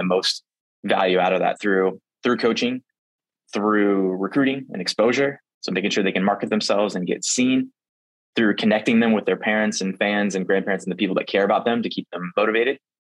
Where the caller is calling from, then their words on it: Lincoln, Nebraska, United States; I'm Zooming in from Lincoln, Nebraska. This is where our headquarters is for the company.